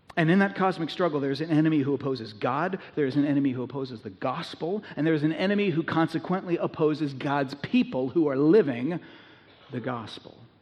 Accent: United States; American Christians

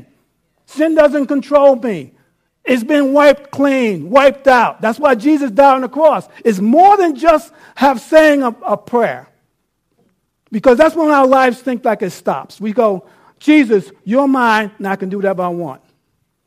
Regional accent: New York City, New York, United States; now in Abilene, United States; I live in Abilene, Texas. I'm from New York City

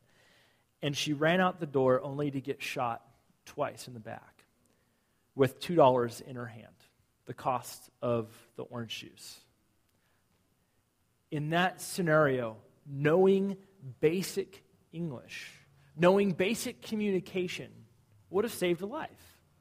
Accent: Southern California, United States; moved away; I grew up in Southern California

